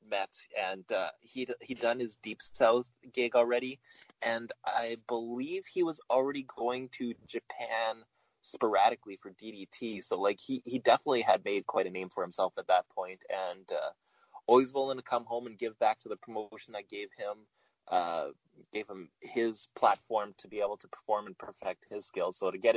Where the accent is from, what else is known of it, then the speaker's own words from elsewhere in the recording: Winnipeg, Manitoba, Canada; Growing up in Winnipeg